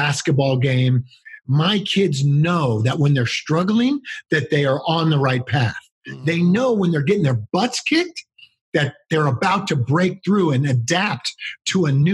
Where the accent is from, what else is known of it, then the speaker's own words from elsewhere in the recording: California, United States; I grew up in California.